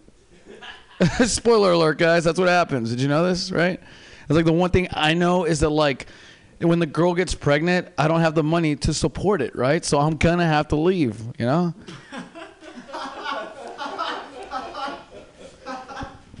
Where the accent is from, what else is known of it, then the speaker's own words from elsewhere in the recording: Seattle, Washington, United States; now in San Francisco Bay Area, United States; I'm from Seattle